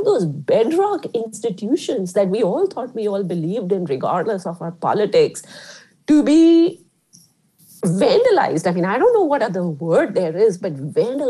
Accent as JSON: {"language": "English", "country": "India", "tie": "born or raised there", "moved": "yes", "said": "I grew up in India"}